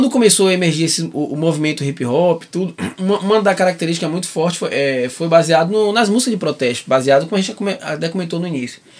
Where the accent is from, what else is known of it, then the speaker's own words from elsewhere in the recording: Salvador, Bahia, Brazil; moved away as an adult; now in Algarve, Portugal; Salvador, a maior presença de preto fora da África, do mundo, é onde mais tem racismo, é onde eu nasci